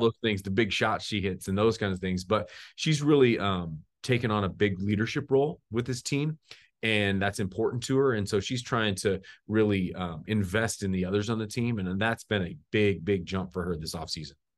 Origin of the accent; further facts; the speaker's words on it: the Northwest, Pacific Northwest, United States; now in Missoula, United States; I'm from the Northwest